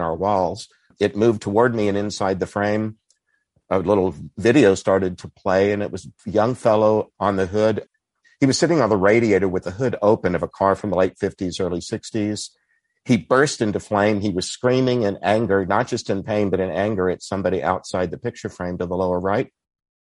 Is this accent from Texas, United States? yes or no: yes; Texas, United States; I grew up in Texas where there were a lot of Baptists who wouldn't have thought of purgatory.